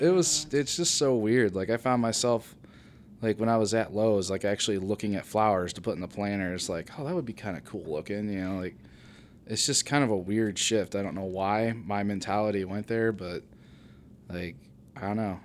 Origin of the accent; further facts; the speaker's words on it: Bucyrus, Ohio, United States; moved away as an adult; now in Findlay, United States; I am from Bucyrus, Ohio, actually.